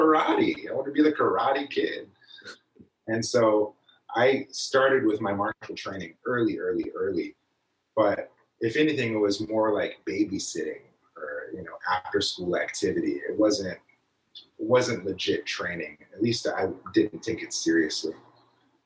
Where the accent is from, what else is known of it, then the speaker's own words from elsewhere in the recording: Richmond, California, United States; also born or lived in Hawaii / China; born and raised in Richmond, California.